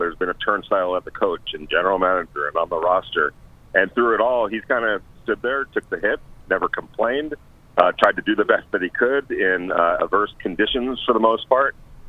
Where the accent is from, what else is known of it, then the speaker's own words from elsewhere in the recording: Los Angeles, California, United States; I came from Los Angeles, so I knew of the Raiders and I knew of Derek Carr kind of from afar.